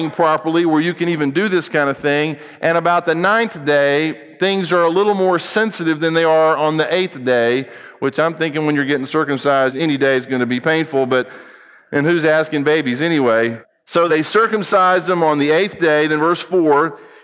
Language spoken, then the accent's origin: English; United States; I happen to be an American